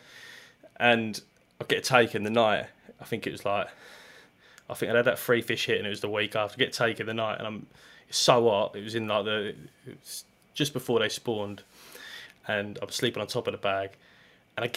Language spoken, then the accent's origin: English; Ardleigh, East of England, United Kingdom; I grew up in Ardley, so I walked around it an awful lot.